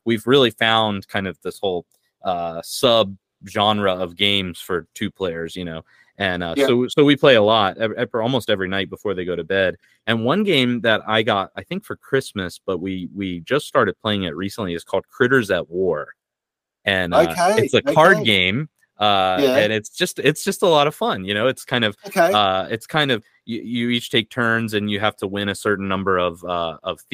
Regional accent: United States; moved away; I was raised evangelical in America

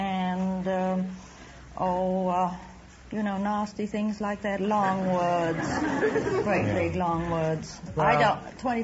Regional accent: Valescure, Provence-Alpes-Côte d'Azur, France; now in United States; I was born at Valescure in France.

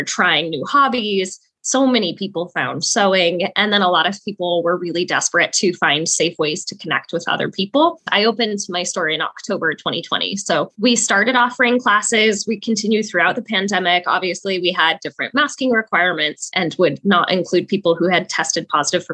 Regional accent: Salt Lake City, Utah, United States; I was born and raised in Salt Lake City, Utah

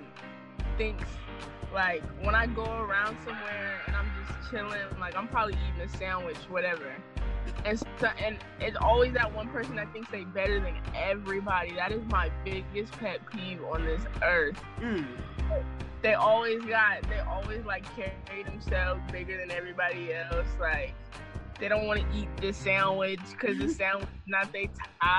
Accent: San Diego, California, United States; I'm from San Diego, California

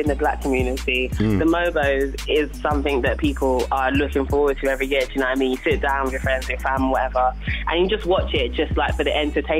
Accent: London, United Kingdom; I'm from South as well.

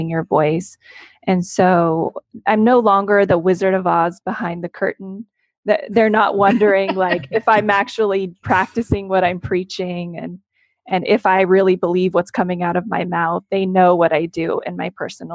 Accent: Central Valley, California, United States; also born or lived in Los Angeles; I'm from the Central Valley. I grew up here

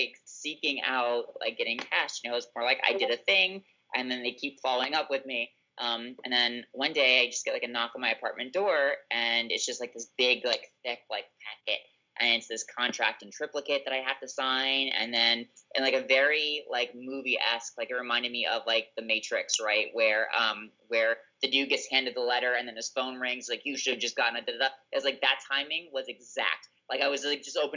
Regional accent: South Florida, United States; I grew up in South Florida.

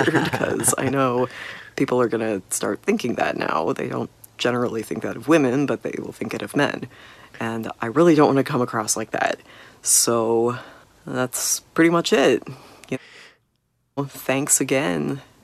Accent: Kansas City, United States; I am from Kansas City.

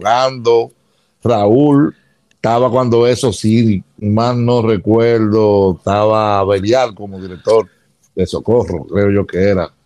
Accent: Santo Domingo, Distrito Nacional, Dominican Republic; nace en Santo Domingo, en, el área de ensancho Sama, en una clínica de Altagracia queda en la sábana larga. Y me crié en el Sancho Sama

